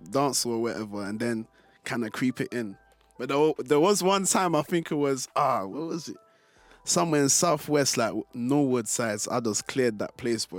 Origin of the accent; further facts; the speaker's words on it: Côte d’Ivoire; So I was always like, I'm from Ivory Coast or whatever. I was like, oh, where's that? Then I have to then explain that, oh yeah, it's next door to Ghana or whatever.